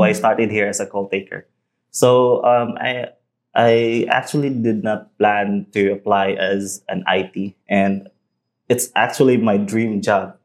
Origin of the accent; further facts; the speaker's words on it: Cebu, Central Visayas, Philippines; moved away as an adult; now in Negros Oriental, Philippines; I'm originally from Cebu